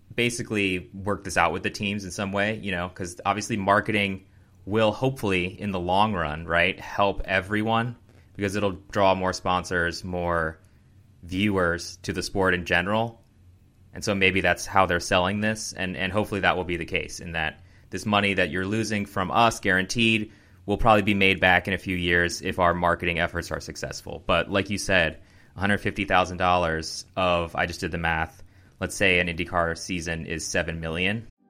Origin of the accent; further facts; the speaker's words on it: United States; as an American